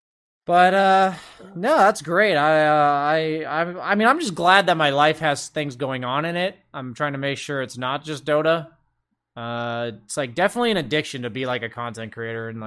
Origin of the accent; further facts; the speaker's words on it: United States; as an American